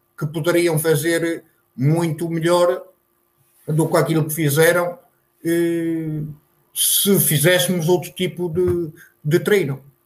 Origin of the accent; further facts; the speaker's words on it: Santa Marta de Penaguião, Vila Real District, Portugal; moved away as an adult; now in Lisbon, Portugal; Santa Marta é o meu conselho e sempre referi Santa Marta e refiro a minha aldeia, principalmente a minha aldeia, que é São João de Lobrigos